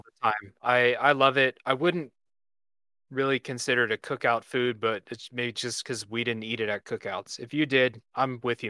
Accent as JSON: {"language": "English", "region": "Ohio", "country": "United States", "said": "I mean, we're all from Ohio"}